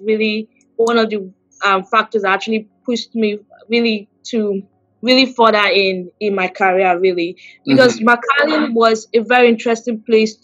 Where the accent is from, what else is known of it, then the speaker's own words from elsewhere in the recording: Lagos, Nigeria; I grew up in Lagos, Nigeria.